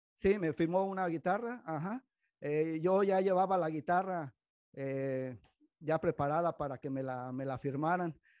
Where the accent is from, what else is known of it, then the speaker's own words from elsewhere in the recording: Mexico; now in Modesto, United States; nosotros como mexicanos